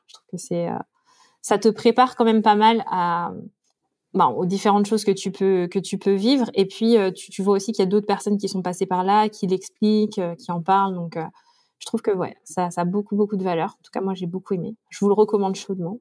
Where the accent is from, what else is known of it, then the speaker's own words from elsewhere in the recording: France; quand on est français